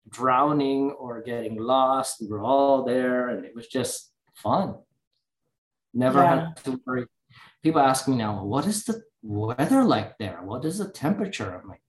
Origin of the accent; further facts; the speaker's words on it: Oahu, Hawaii, United States; also born or lived in California; now in North Carolina, United States; I don't live in Hawaii anymore